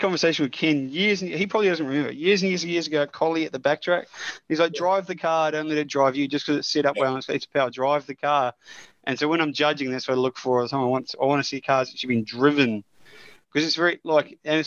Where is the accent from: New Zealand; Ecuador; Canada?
New Zealand; Being a Kiwi